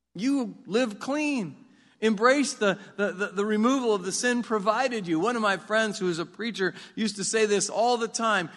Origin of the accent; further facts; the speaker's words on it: United States; I grew up in South Marion